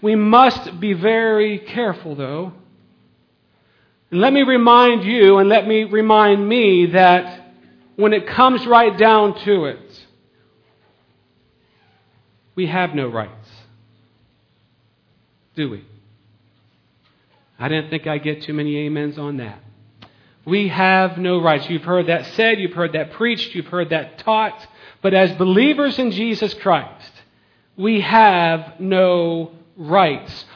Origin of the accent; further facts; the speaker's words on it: United States; We're an American